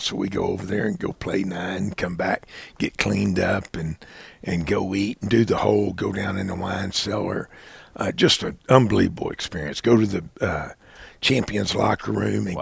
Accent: Dallas, Texas, United States; moved away; I grew up in Dallas. I was born there

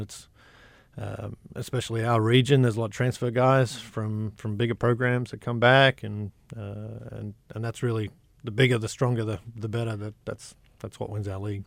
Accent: Sydney, New South Wales, Australia; now in Hot Springs, United States; I grew up in Sydney, a small town piece of Sydney

